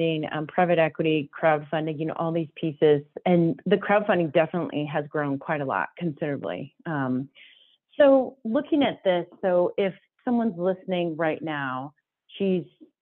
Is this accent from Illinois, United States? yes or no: yes; Illinois, United States; I grew up in Illinois